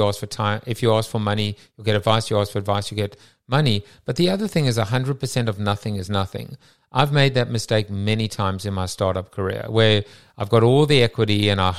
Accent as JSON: {"language": "English", "country": "South Africa", "said": "I'm from South Africa."}